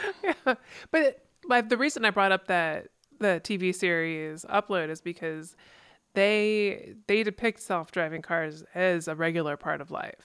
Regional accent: East Coast, United States; growing up in the East Coast

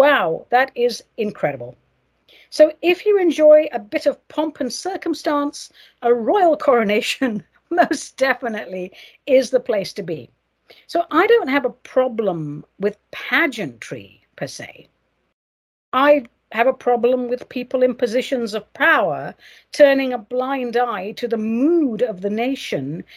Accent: United States; I'm an American

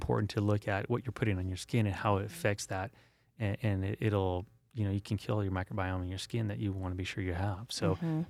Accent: San Diego, California, United States; I grew up in San Diego, and there's nothing better than walking through salt water

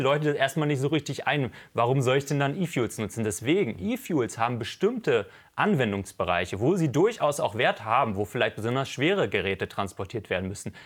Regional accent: Berlin, Germany; als Berliner

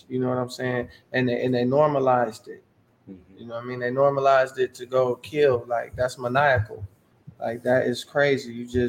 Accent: Lansing, Michigan, United States; I'm from the South Side, man. You know, I'm with Wainwright Elementary, you know what I'm saying? I'm from Fielding Drive and Churchill Downs.

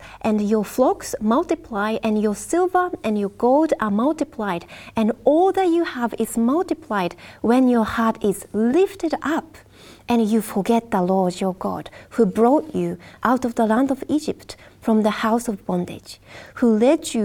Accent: Japan; Japan, which is my home country as well

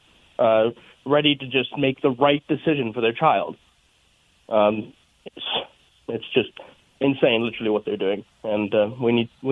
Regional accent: South Africa; now in Colorado, United States; I'm originally from South Africa

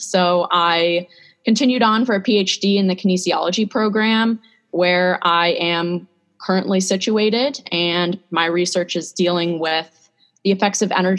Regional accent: San Diego, California, United States; moved away as an adult; also born or lived in Seattle, Washington; now in State College, United States; I'm originally from San Diego

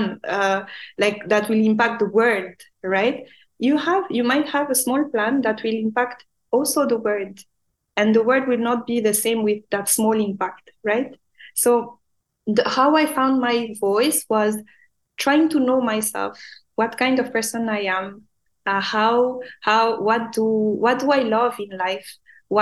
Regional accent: Madagascar; English is a second language; now in Dubai, United Arab Emirates; Back home in Madagascar, we are not an English speaking country. We actually speak French. And at school, I was the worst in English.

